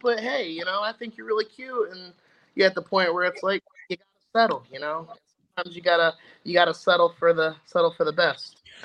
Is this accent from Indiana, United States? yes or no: yes; Indianapolis, Indiana, United States; moved away as an adult; now in Arizona, United States; originally from Indianapolis, Indiana, jumped ship and moved all the way out to Arizona